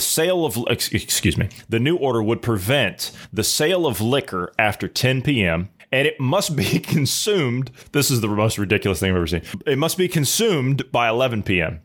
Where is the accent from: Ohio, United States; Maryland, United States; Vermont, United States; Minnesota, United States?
Ohio, United States; my home state of Ohio